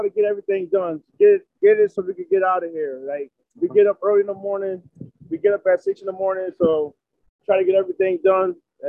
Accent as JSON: {"language": "English", "town": "New Haven", "region": "Connecticut", "country": "United States", "tie": "born or raised there", "said": "Right here in New Haven."}